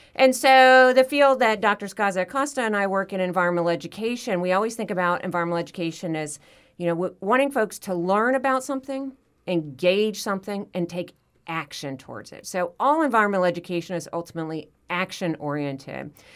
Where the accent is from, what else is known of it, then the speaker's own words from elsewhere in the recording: Florida, United States; here in my home state of Florida